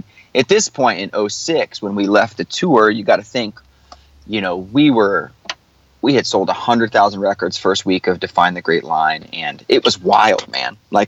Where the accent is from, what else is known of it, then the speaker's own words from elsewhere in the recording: the South, United States; especially growing up in the South, like we all did